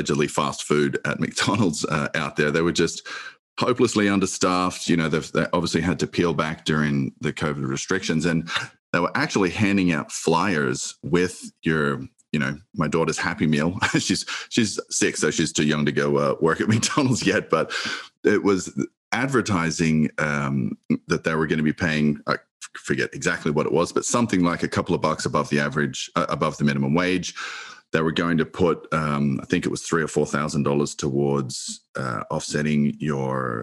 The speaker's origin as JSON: {"language": "English", "country": "Argentina", "moved": "yes", "lives_now": "United States", "said": "my home country of Argentina"}